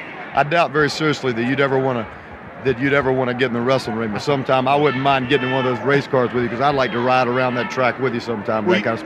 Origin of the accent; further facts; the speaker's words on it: Virginia, United States; I grew up in Virginia. Of course, that's in the racing belt itself.